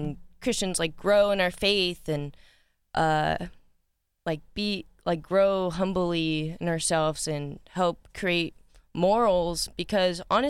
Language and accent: English; Las Vegas, Nevada, United States; I'm from Las Vegas